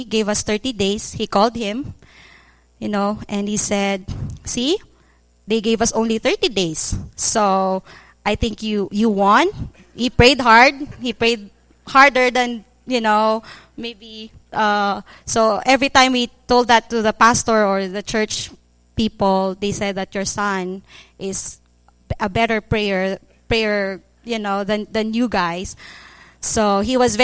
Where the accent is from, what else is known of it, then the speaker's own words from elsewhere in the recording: Philippines; moved away as an adult; now in Cambodia; we came home from Cambodia to the Philippines